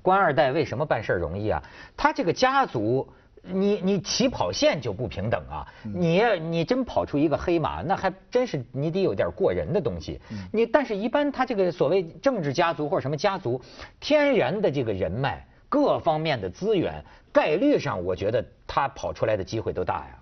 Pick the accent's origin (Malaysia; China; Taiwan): China; 我作为一个中国人